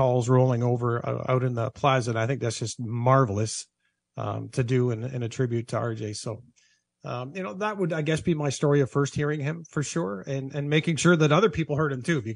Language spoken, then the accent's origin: English; Southern Ontario, Canada; growing up in Southern Ontario